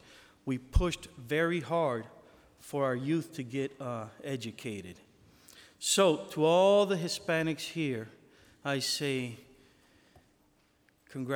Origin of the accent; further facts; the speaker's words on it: New York City, New York, United States; moved away; also born or lived in Florida; I was born in Bronx, New York. My parents and my grandparents are from Puerto Rico